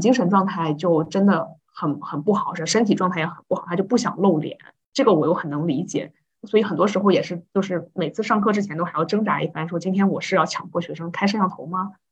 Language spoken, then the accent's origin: Chinese; China; 就好像我们中国人，中国同学之间就会调笑说